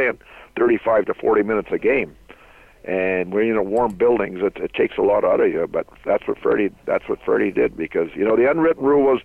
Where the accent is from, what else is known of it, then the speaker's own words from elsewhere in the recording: Smithers, British Columbia, Canada; also born or lived in Kamloops; now in Philadelphia, United States; being from British Columbia, and had all these people come down from Smithers and Kamloops, and you know, where I was from